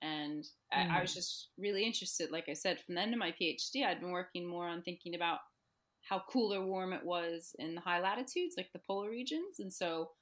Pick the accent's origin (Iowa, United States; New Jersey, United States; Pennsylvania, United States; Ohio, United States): New Jersey, United States; moved away as an adult; also born or lived in Bristol Channel, United Kingdom; now in United Kingdom; growing up in New Jersey and growing up near the Atlantic coastline